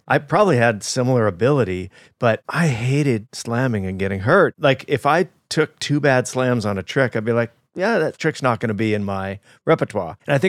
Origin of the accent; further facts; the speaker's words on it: Fullerton, California, United States; I'm from Fullerton.